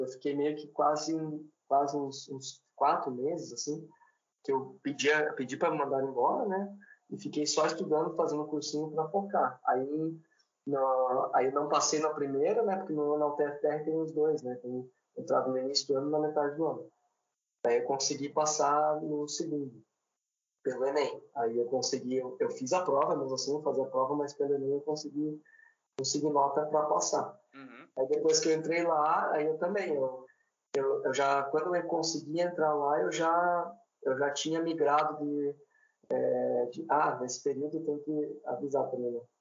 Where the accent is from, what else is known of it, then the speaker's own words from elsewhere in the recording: Paranaguá, Paraná, Brazil; also born or lived in Curitiba; Eu sou natural de Curitiba, mas eu fui morar bem novo em Paranaguá, minha família é de Paranaguá